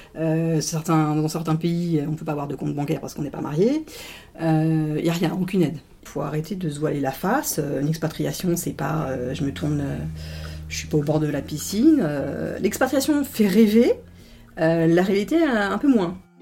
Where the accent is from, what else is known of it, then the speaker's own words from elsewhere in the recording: France; on est français